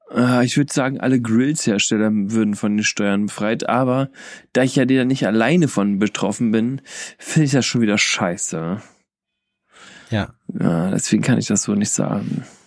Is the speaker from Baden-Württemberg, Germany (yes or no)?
no; Kassel, Hesse, Germany; bei uns in Kassel